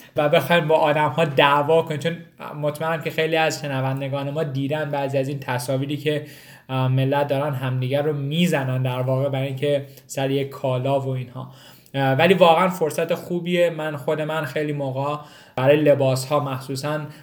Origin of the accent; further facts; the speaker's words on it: Iran; now in United States; ماهایی که از ایران مهاجرت کردیم